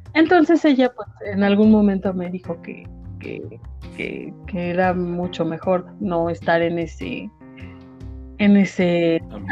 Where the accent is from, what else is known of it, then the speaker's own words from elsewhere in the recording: Apizaco, Tlaxcala, Mexico; yo soy de Apizaco